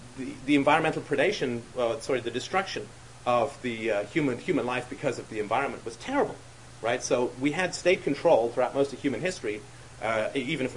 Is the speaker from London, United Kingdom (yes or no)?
yes; London, United Kingdom; I grew up in London